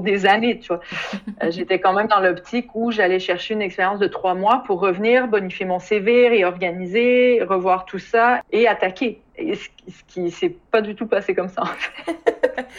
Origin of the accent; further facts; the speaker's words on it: Quebec City, Quebec, Canada; moved away as an adult; also born or lived in Montreal; now in Tetovo, North Macedonia; Je viens de Québec, mais j'étais à Montréal depuis plus de dix ans